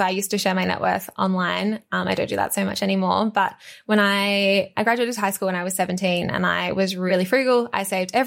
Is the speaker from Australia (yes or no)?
yes; Australia; growing up in Australia, like I was born in Australia